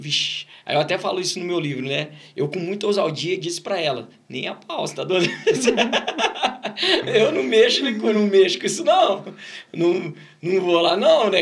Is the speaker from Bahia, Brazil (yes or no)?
no; Ribeirão Preto, São Paulo, Brazil; also born or lived in Batatais / Brodowski; Começou em Ribeirão Preto, a gente sempre morou em, nasci em Ribeirão Preto